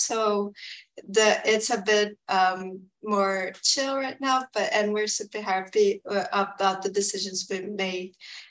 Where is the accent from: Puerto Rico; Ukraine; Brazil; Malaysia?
Brazil; moved away as an adult; now in Canada; I'm from Brazil